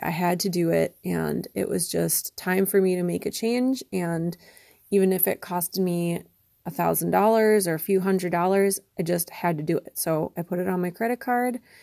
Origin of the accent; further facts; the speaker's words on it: Wisconsin, United States; moved away as an adult; also born or lived in Connecticut; I moved back to Wisconsin, which is where I'm from